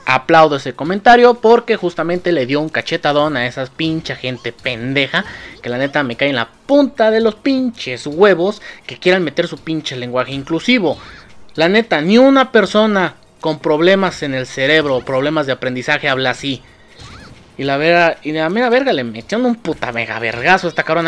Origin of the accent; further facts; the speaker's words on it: Mexico; nosotros como mexicanos